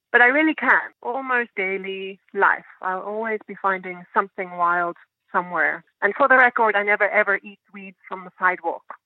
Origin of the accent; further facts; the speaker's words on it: South Africa; now in New York City, United States; where I was growing up in South Africa